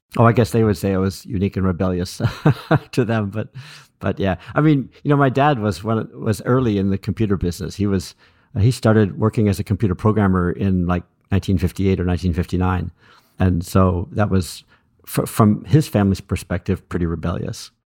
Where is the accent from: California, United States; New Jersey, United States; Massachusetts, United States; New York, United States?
California, United States; Berkeley; I grew up in Berkeley, California